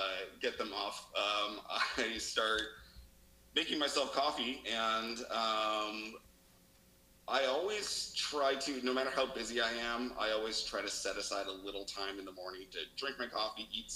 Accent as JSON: {"language": "English", "town": "Reno", "region": "Nevada", "country": "United States", "also_born_or_lived": "Las Vegas, Nevada", "moved": "as an adult", "lives_now": "Seattle, United States", "said": "we're both from Reno, Nevada"}